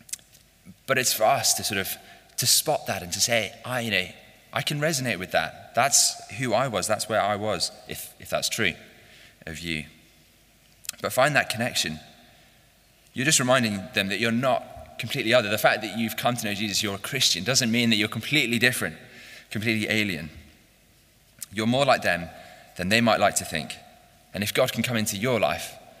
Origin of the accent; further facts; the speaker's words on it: Chatham, South East England, United Kingdom; I was born in Chatham, Kent, and I was educated in the south